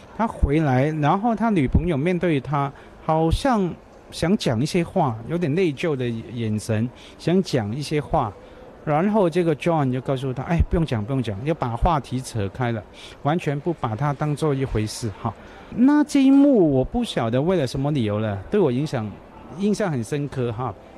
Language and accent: Chinese; Hong Kong; Chinese is a second language; also born or lived in Taiwan; 我香港人去读书